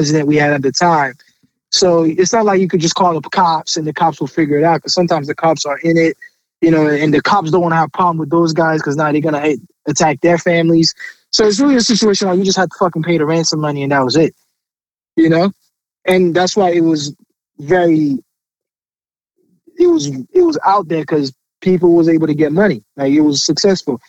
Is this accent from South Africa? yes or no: no; Haiti; also born or lived in Port-au-Prince; now in United States; I'm from Haiti originally